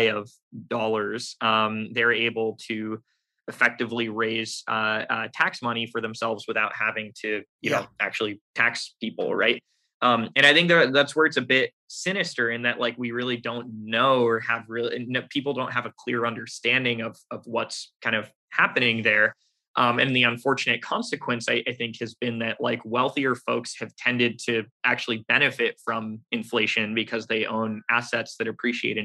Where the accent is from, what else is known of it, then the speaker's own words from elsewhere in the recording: United States; I'm an American. I was born here. I grew up here.